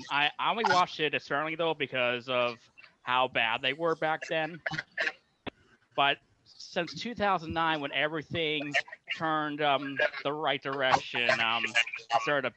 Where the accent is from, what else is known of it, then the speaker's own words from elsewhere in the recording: Quakertown, Pennsylvania, United States; I am from Quakertown, Pennsylvania, which is an hour north of Philadelphia.